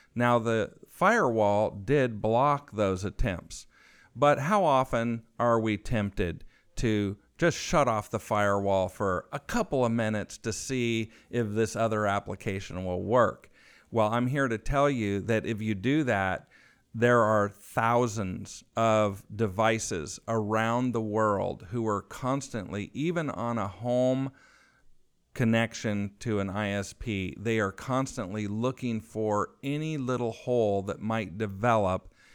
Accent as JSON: {"language": "English", "region": "California", "country": "United States", "moved": "as an adult", "lives_now": "Austin, United States", "said": "my home state of California, where my family has been since the mid eighteen hundreds, just south of Monterey, on the Monterey coast"}